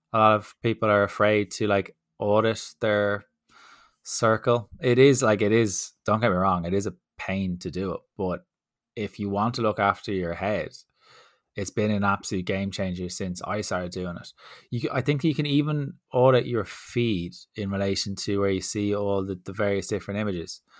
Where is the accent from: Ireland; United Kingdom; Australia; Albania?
Ireland; Dublin, Leinster; accent: D4